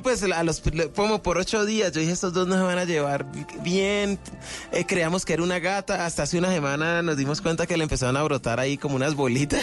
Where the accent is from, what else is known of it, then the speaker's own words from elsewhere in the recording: Cali, Valle del Cauca, Colombia; de Cali para el mundo